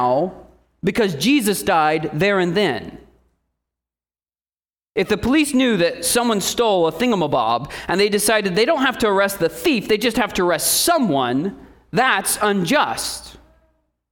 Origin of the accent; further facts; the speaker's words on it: Indiana, United States; moved away; I came from Indiana